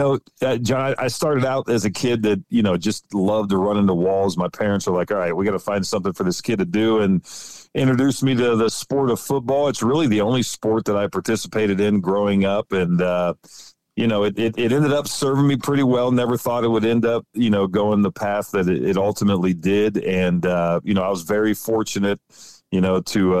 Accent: West Central Ohio, United States; I grew up in the Midwest, grew up right, central Ohio on the Indiana border. So West Central Ohio

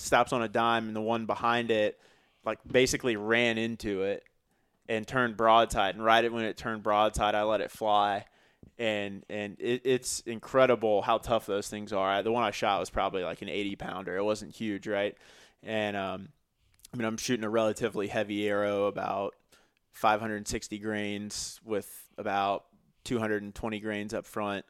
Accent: Missouri, United States; now in Greenville, United States; I grew up in Missouri

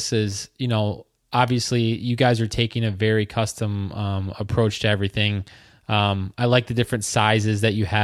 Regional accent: Michigan, United States; I'm from Michigan

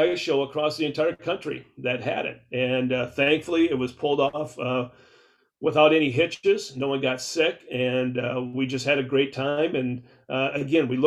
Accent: Southwest Minnesota, United States; growing up in Southwest Minnesota, I can remember the mom and pop bait shops that we used to go to in Worthington

